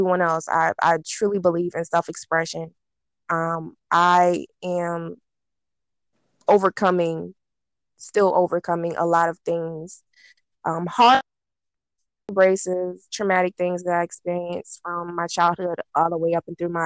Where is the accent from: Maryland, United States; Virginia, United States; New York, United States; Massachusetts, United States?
Virginia, United States; Petersburg; I am from Petersburg, Virginia